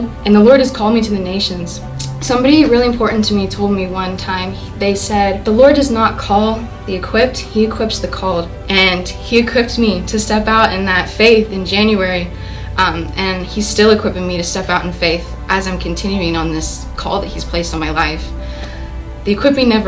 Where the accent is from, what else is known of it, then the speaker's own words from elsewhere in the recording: Sienna Plantation, Texas, United States; I grew up in Siena Plantation